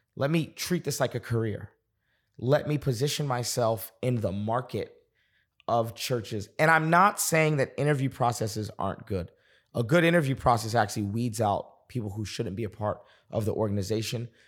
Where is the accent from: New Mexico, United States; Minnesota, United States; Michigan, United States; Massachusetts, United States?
Massachusetts, United States; Boston; moved away as an adult; also born or lived in North Carolina; now in Dallas, United States; I was on staff at a church in Boston, getting, I was twenty-two years old, on staff. It was a church I'd grown up in.